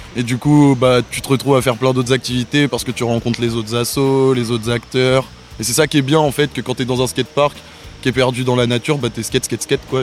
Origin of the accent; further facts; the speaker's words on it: Cergy, Île-de-France, France; now in Marseille, France; je viens de sergy Pontoise dans le 95